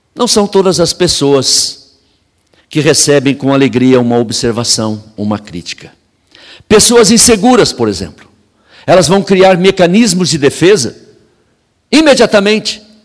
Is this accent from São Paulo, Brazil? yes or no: yes; São Paulo, Brazil; Eu morei em São Paulo, cresci em São Paulo, pastoreei em São Paulo muito tempo